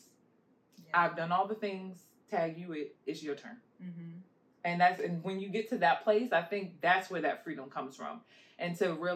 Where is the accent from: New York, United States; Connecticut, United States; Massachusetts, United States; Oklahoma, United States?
New York, United States; New York City; moved away; I'm originally from Queens, New York, far away. So we had this place called The Center growing up